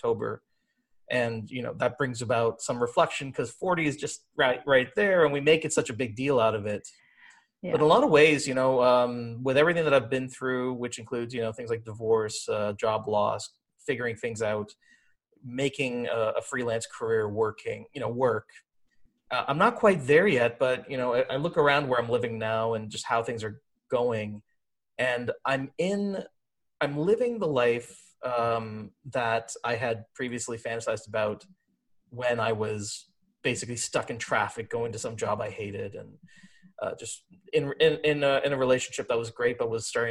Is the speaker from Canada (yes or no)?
yes; Brampton, Ontario, Canada; also born or lived in Trinidad and Tobago; I was born in Trinidad and Tobago, but came to Canada as a baby, pretty suburban upbringing in Brampton, Ontario